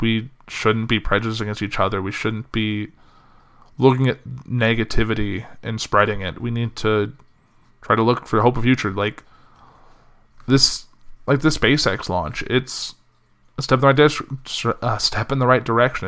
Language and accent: English; Central Illinois, United States; moved away; I left Central Illinois on Sunday to kinda come back up here